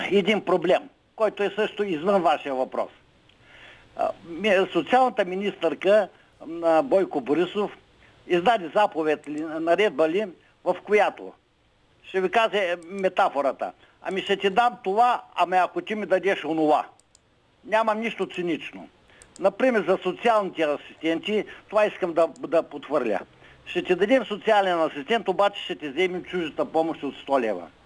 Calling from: Gorna Oryahovitsa, Veliko Tarnovo Province, Bulgaria; Защо да не се обадя и аз от Горна Оряховица

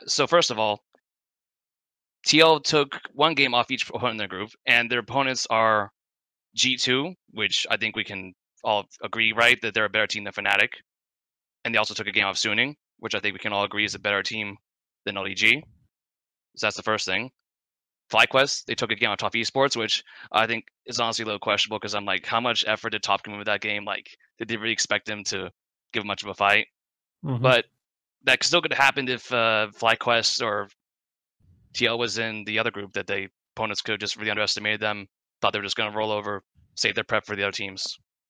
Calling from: Denmark; Still in Denmark.

